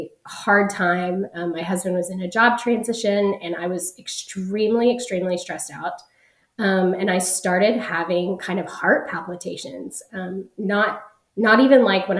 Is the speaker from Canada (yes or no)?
no; Dallas, Texas, United States; I am from North Dallas in Texas in the United States.